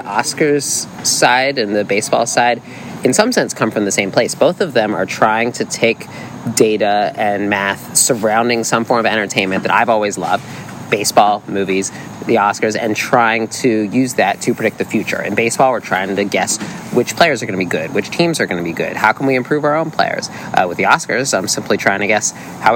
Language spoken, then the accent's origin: English; East Coast, United States; growing up on the East Coast